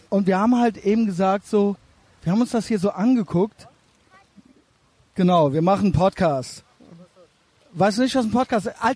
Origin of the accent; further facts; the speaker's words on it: Albania; now in Germany; Ich komme aus Albanien.